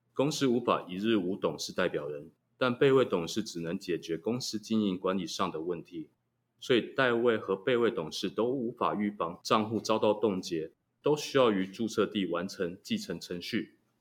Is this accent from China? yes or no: no; Taiwan; 我们台湾人民